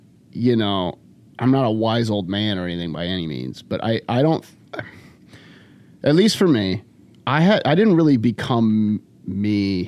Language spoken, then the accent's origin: English; California, United States; now in Chicago, United States; I'm from California originally.